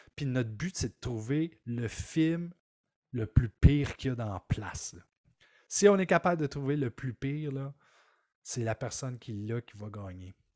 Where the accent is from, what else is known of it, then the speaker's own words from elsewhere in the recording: Maniwaki, Quebec, Canada; Je viens de Maniwaki. Mm. Alors, à Maniwaki, c'est un petit village.